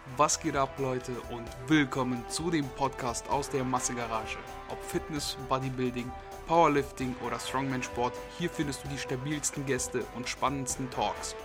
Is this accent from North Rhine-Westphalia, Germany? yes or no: yes; North Rhine-Westphalia, Germany; ich komme aus Nordrhein-Westfalen und wir wohnen an der niedersächsischen Grenze